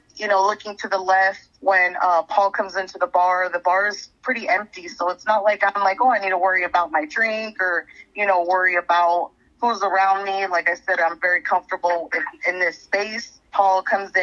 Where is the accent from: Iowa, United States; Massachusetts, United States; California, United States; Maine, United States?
California, United States; San Pedro; we are both from San Pedro. We know everybody there.